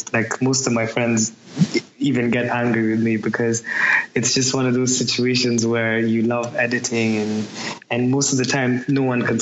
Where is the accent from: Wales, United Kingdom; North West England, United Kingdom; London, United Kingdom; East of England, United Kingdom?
North West England, United Kingdom; Manchester; No, I'm actually from Manchester.